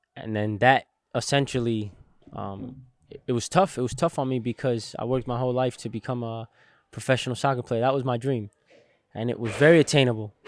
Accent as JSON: {"language": "English", "town": "Englewood", "region": "New Jersey", "country": "United States", "tie": "born or raised there", "said": "I was born in Inglewood, New Jersey"}